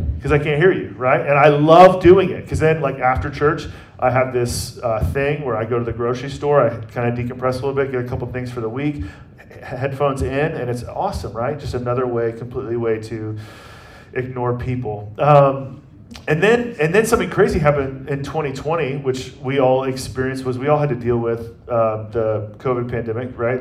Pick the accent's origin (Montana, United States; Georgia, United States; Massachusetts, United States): Georgia, United States; Atlanta; now in Kansas City, United States; I'm from Atlanta and how our family will be rooting for sports teams that are from Atlanta